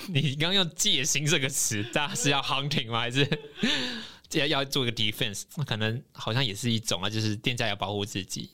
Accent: Taiwan; 我可以用什么方式来prove我是台湾人吗

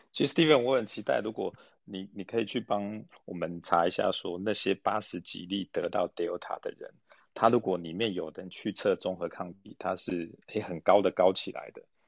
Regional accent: Taiwan; 替我们台湾人问的

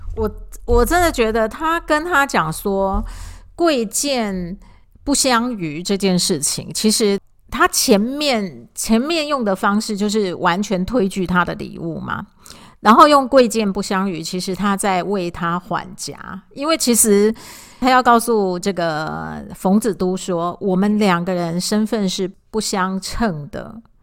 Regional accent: Taiwan; 我们台湾的教养并没有这一个部分

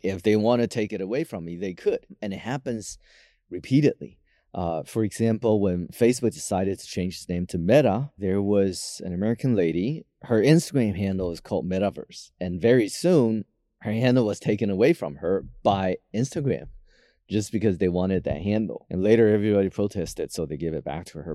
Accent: Taiwan; I was born in Taiwan, so I have a Taiwanese passport

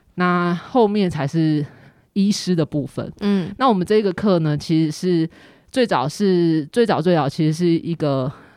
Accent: Kaohsiung, Taiwan; now in Taipei, Taiwan; 我来自高雄嗯。然后现在我在台北

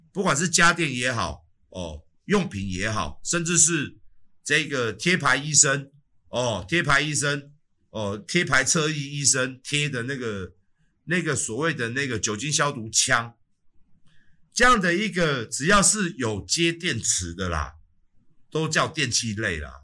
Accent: Taiwan; 我们台湾人

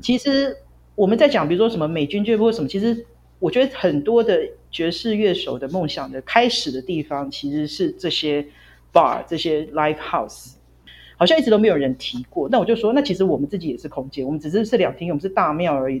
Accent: Taichung, Taiwan; moved away; 我是台中人嘛，我就回台中休息这样

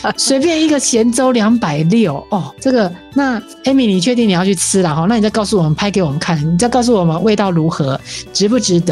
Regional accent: Taiwan; 我们台湾人真的很厉害

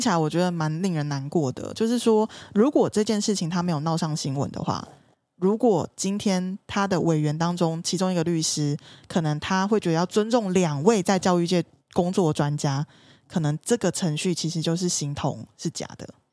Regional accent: southern Taiwan, Taiwan; 我是南部人

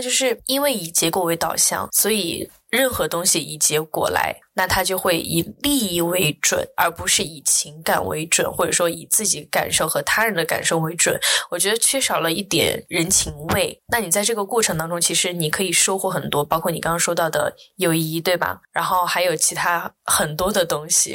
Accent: Chengdu, Sichuan, China; now in Singapore; 因为我在这个环境当中长大

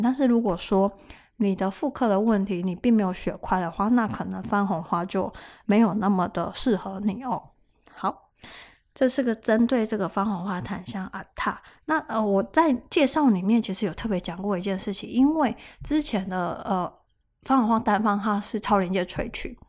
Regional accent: Taiwan; 我们台湾人

